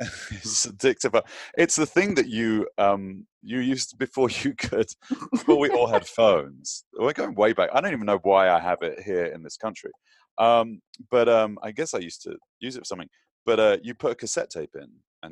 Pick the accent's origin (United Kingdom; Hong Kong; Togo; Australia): United Kingdom; London; now in United States; growing up in London, in England